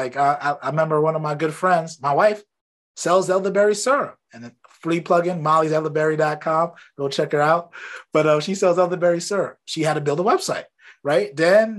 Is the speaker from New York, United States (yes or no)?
yes; Brooklyn, New York, United States; Then I know I grew up in Brooklyn.